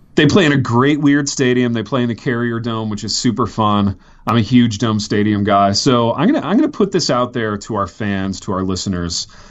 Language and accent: English; Indiana, United States; I grew up in Indiana